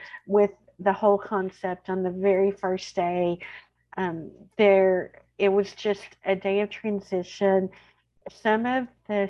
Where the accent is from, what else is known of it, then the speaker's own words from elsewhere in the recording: Central Texas, United States; accent: twang; You are going to hear my twang. I'm from Central Texas. I live there with my husband. I have two adult children and a dog. I am a lifelong Texan